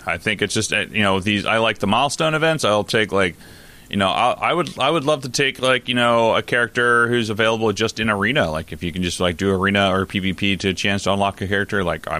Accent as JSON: {"language": "English", "region": "New York", "country": "United States", "said": "I'm a New Yorker."}